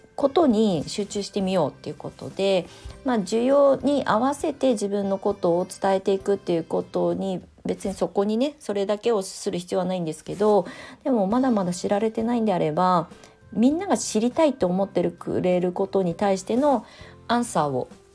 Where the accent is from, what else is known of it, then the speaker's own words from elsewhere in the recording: Kasama, Ibaraki, Japan; moved away as an adult; also born or lived in Tokyo; 茨城県笠間市に U ターンしてきて